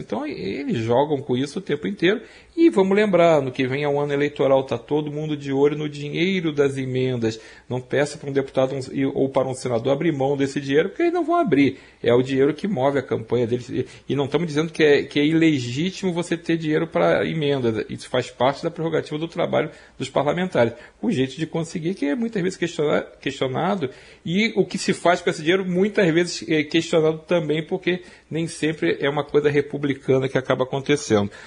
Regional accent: Rio de Janeiro, Brazil; accent: Rio de Janeiro chiado; moved away; also born or lived in São Paulo; eu saí do Rio de Janeiro há muito tempo

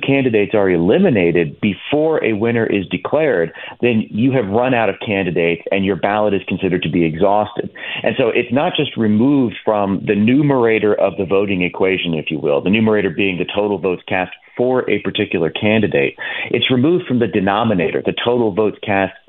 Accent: Virginia, United States; my home state of Virginia

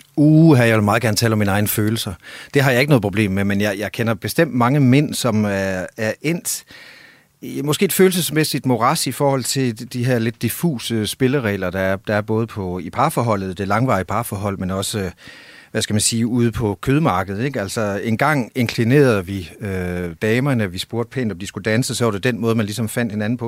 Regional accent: Denmark; also born or lived in near Copenhagen; now in Copenhagen area, Denmark

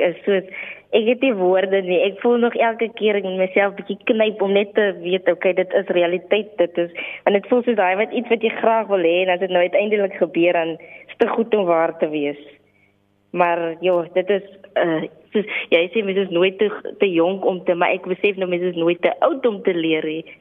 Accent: Bethulie, Free State, South Africa; moved away; also born or lived in Stellenbosch; ek is oorspronklik van die Vrystaat.

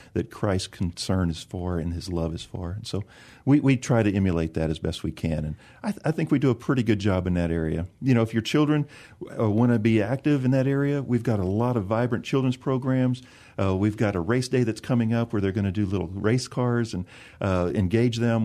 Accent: San Antonio, Texas, United States; I grew up in the South part of San Antonio between Bronach and Calaveras Lake off of one eighty-one.

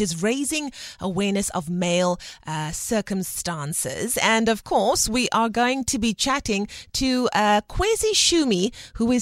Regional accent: Cape Town, Western Cape, South Africa; I'm from Balhar as well

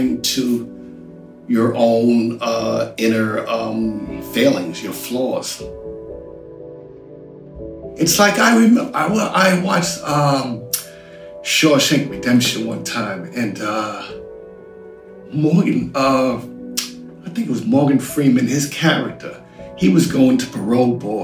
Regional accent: United Kingdom; I'm British

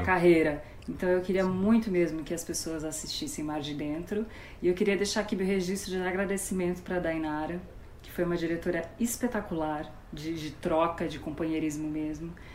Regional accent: Ribeirão Preto, São Paulo, Brazil; eu sou de Ribeirão Preto

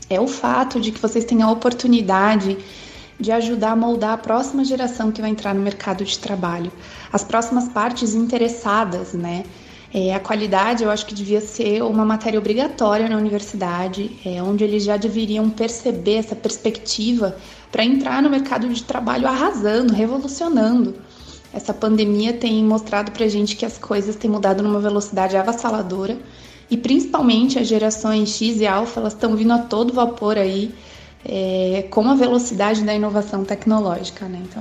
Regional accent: Joinville, Santa Catarina, Brazil; Eu sou de Joinville, Santa Catarina.

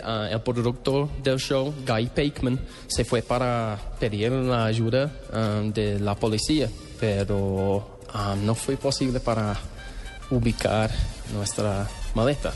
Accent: London, United Kingdom; Spanish is a second language; moved away as an adult; now in Colombia; hasta mi país, hasta en Londres.

